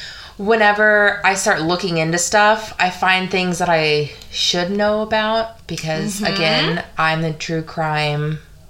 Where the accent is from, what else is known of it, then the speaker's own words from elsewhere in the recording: Dallas, Texas, United States; DFW. Born and raised.